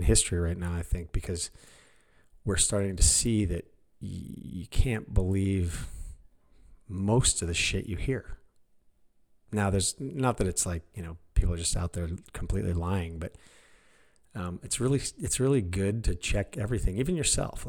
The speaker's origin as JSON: {"language": "English", "country": "United States", "said": "as an American"}